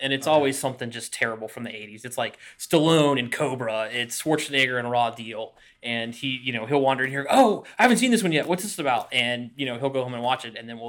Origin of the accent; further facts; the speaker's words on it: the South, United States; growing up in the South